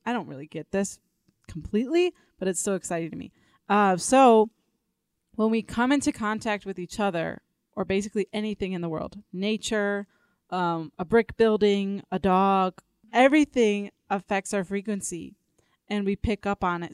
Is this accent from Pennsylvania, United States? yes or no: no; Elgin, Illinois, United States; moved away as an adult; now in Denver, United States; I came to Denver. Uh, six years ago. I'm from the Chicago area, Elgin, Illinois.